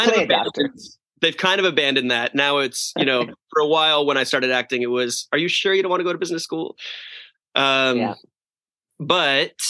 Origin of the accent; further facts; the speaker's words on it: Naples, Florida, United States; now in Los Angeles, United States; Naples was a lovely place to grow up. I moved there when I was six. So it really was like the place that I grew up